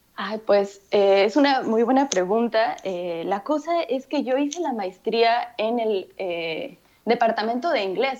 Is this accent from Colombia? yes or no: no; Mexico; first language Spanish; yo crecí en México y mi, primer, mi lengua materna es el, es el español.